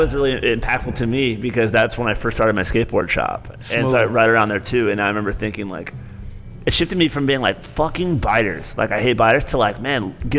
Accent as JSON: {"language": "English", "region": "Michigan", "country": "United States", "also_born_or_lived": "Cincinnati, Ohio", "said": "I'm from Michigan originally, but Cincinnati, I still think of, like, the hardest thing I ever do is get rid of my apartment there when I moved back to Michigan."}